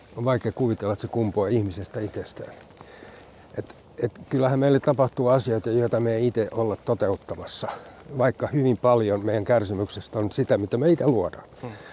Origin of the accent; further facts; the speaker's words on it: Loviisa, Uusimaa, Finland; also born or lived in Sipoo; now in Porvoo, Finland; Mä oon kotoisin Lovisesta alun perin